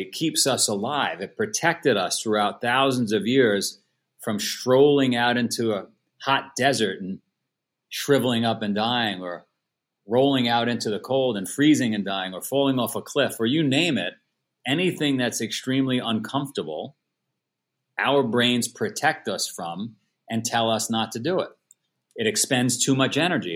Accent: New York City, New York, United States; moved away as an adult; now in Vermont, United States; I was born in Queens, New York. If you saw the movie Goodfellas, I grew up in Ground Zero, for that movie

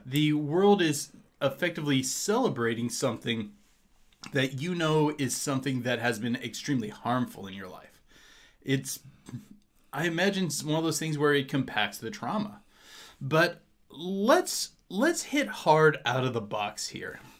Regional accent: Hayden, Indiana, United States; a little outside of my hometown of Hayden

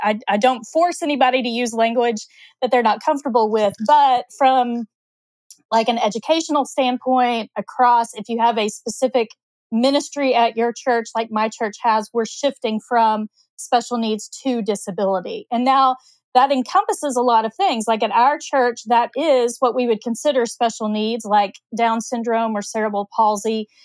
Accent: Oklahoma, United States; I grew up in Oklahoma

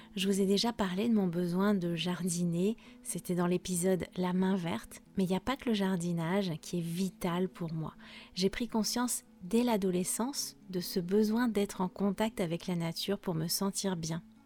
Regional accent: France; je suis française

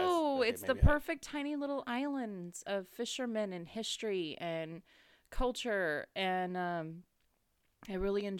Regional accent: California, United States; also born or lived in Gloucester, Massachusetts; So I grew up in Northern California where they do not drive crazy.

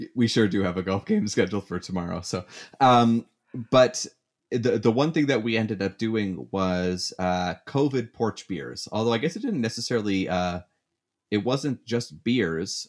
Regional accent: Canada; moved away as an adult; now in United States; being the Canadian

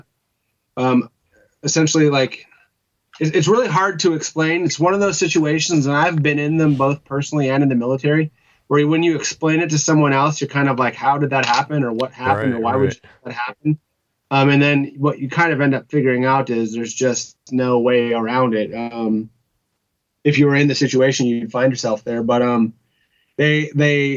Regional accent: North Dakota, United States; I'm originally from North Dakota

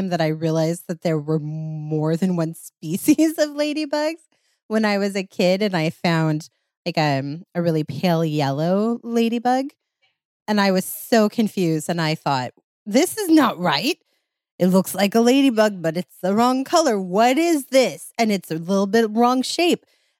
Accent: Oregon, United States; And I grew up in Oregon

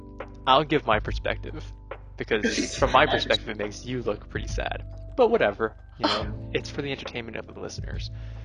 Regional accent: Bay Area, California, United States; moved away as an adult; now in Boston, United States; I'm from the Bay Area, California, where I've lived 17 out of my long 19 years of life. I'm Korean-American, but I'm basically as white as you can get.

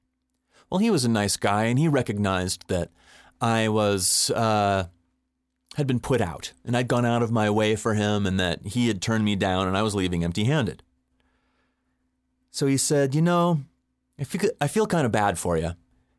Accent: Boulder, Colorado, United States; he looked at me funny because he knew I was from Boulder and he assumed that I was just a hippie freak in, business casual clothing.

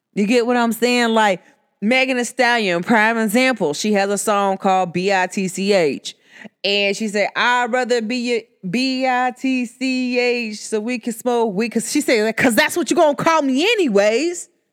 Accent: United States; accent: country; I, myself, I'm from America, but I don't speak your proper English

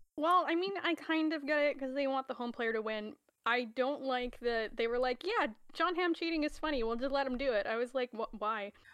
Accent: Canada; I am the resident Canadian

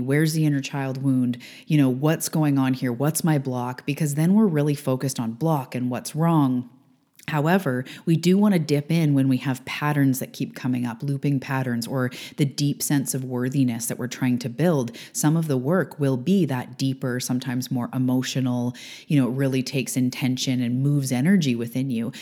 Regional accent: Canada; I am a Canadian girl living on the west coast of Canada.

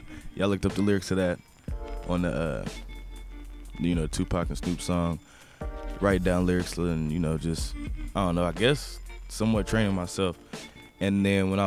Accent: Kansas, United States; also born or lived in Inglewood, California; I was born in Inglewood, actually. And then I stayed out there for a few months, maybe even up to a year. And I moved back to Kansas with my mom and my dad.

